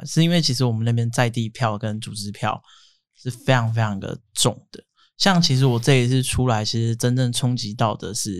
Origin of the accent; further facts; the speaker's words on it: Daxi, Taoyuan, Taiwan; 我人生这样二十八年，我从来没有离开过大溪，我连读书、工作，我每天都要回家。对，因为我觉得我对这片土地有一个热爱，我热爱这边的每一寸土、每一个空气、每一滴水，我觉得这是我的家乡。